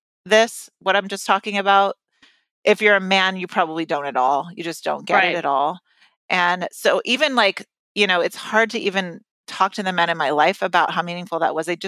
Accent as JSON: {"language": "English", "region": "California", "country": "United States", "tie": "born or raised there", "said": "I grew up in California"}